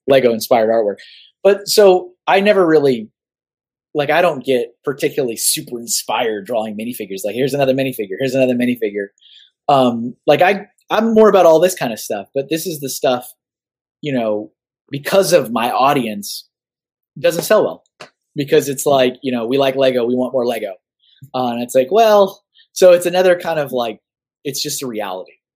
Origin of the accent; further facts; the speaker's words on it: Austin, Texas, United States; moved away; I'm from Austin